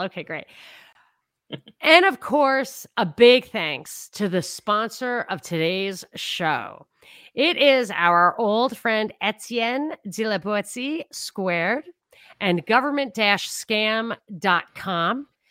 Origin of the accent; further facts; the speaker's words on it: New York, United States; I grew up in New York